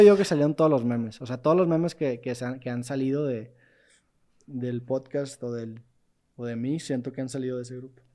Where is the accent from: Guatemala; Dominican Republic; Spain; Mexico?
Mexico; Monterrey, Nuevo León; yo soy de Monterrey